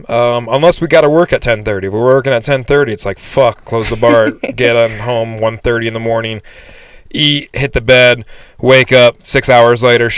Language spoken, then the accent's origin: English; Michigan, United States; moved away; also born or lived in Gardiner, Montana; Like, I was born in Michigan, raised in Michigan, but I feel like I grew up in Gardner. A lot happened in my life in Gardner, Montana.